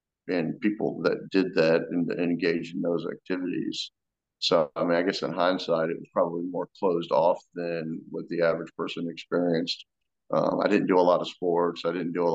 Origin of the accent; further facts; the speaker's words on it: Florida, United States; I grew up in Florida, pretty middle-class family